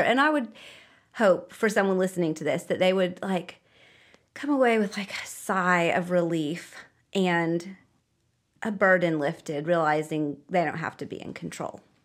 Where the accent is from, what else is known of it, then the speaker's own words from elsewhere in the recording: United States; moved away; I'm American